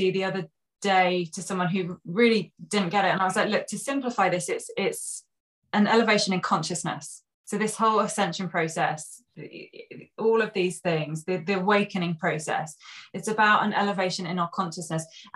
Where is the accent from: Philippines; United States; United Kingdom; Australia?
United Kingdom; Sussex, South East England; I grew up in Sussex.